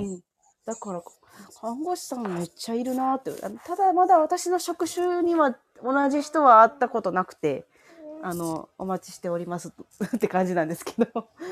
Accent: Hyogo, Japan; 私、兵庫県なんですけど、おお。住まいはちょっと都会なんですが、働き口が、あの、地元のとこ

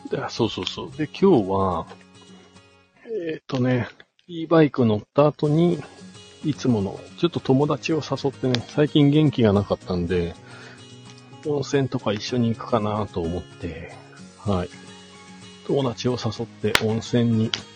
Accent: Shizuoka, Japan; moved away as an adult; now in Hakuba, Japan; もともとは静岡県出身なんですけれども、スノーボードがね、きっかけで、こちらの方に引っ越して今15年くらいかな

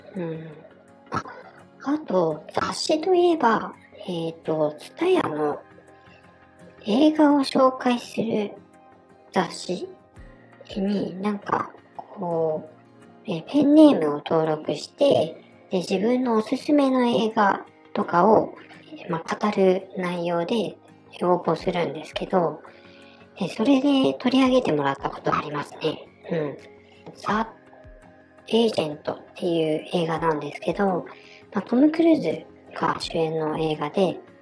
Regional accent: Niigata, Japan; accent: Niigata dialect; 私の地元ではこの方言から、ね、きなせや祭り

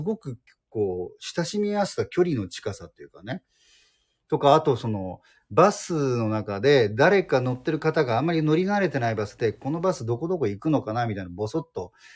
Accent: Yokohama, Kanagawa, Japan; moved away as an adult; also born or lived in Tokyo / Nagasaki; now in Fukuoka, Japan; 私は、えー、っと、横浜市ですね、主に

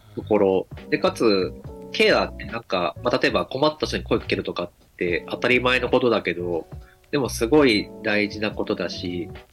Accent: Kagoshima, Japan; 鹿児島生まれ、鹿児島育ち

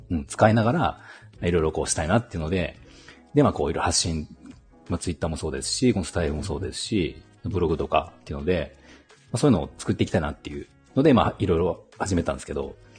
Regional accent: Shinshiro, Aichi, Japan; also born or lived in Toyohashi / Okazaki; 愛知県出身

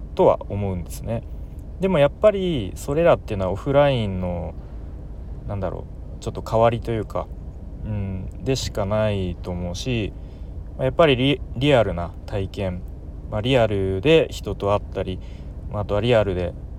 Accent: Tokyo, Japan; moved away; もともと僕、かん、 関東で、あの、東京出身

